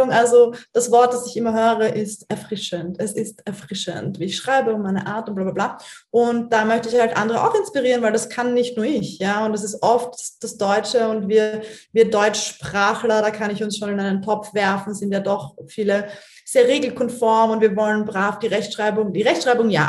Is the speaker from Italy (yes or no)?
no; Austria; accent: Austrian; den Österreicher-Ding, wo ich mir denke, oh Gott, keiner versteht mich und was weiß ich. Und die finden alle meinen Akzent irgendwie bescheuert